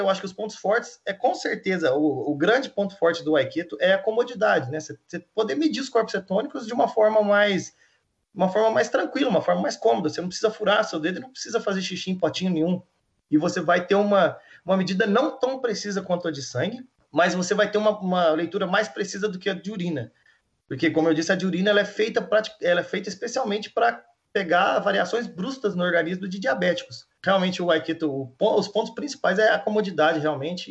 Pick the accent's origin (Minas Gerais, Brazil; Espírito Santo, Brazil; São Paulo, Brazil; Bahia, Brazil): Minas Gerais, Brazil; eu sou mineiro, né? Mineiro, para mim, é sempre que quando eu saio do, do, estado de Minas, o pessoal já vem direto falando em uai e pão de queijo, né? E eu tenho muito orgulho de ser de Minas Gerais